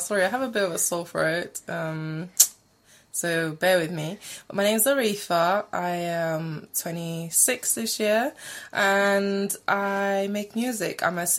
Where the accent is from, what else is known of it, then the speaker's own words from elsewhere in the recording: Alexandroupolis, East Macedonia and Thrace, Greece; moved away as an adult; now in London, United Kingdom; I am from Greece, and I'm from a place called Alexandroupolis.